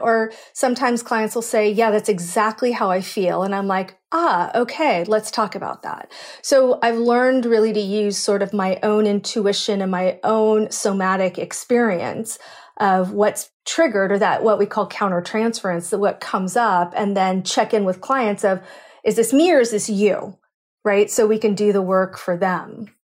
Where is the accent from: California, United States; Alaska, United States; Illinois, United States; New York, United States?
California, United States; Cupertino; I grew up in San Francisco Bay Area. So Cupertino